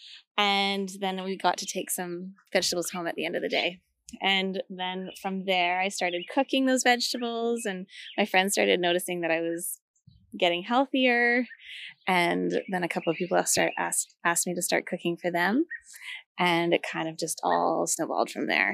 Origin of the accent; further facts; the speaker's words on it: Vancouver, British Columbia, Canada; moved away as an adult; now in Victoria, Canada; I guess I was from Vancouver. And then when I moved over here